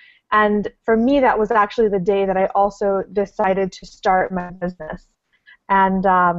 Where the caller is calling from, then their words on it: Panama; I'm actually calling in from Panama.